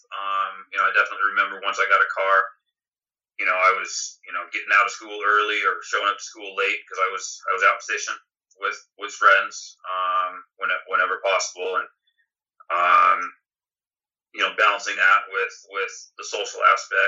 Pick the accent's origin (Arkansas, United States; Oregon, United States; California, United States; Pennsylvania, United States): Oregon, United States; Portland; Born and raised in Portland, Oregon